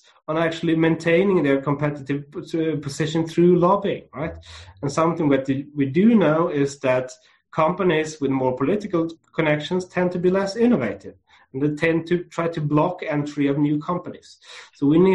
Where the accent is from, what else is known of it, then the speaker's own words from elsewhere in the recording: Lund, Skåne, Sweden; it's where I grew up in Sweden, and I grew up in a small university town called Lund